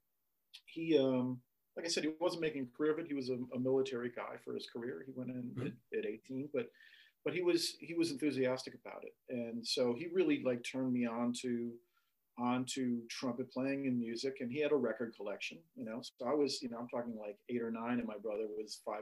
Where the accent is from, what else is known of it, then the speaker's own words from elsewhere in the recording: Racine, Wisconsin, United States; moved away; also born or lived in New York City; I grew up in Racine, Wisconsin, about half an hour south of Milwaukee.